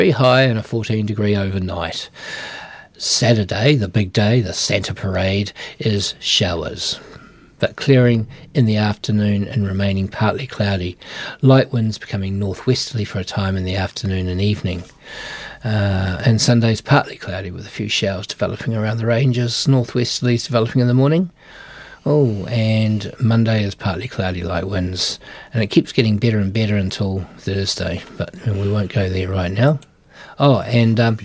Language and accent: English; Temuka, Canterbury, New Zealand; I wasn't born too far away. I was in Temuka